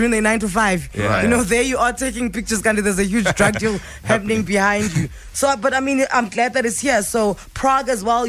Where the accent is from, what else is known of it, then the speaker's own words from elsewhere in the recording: South Africa; being South African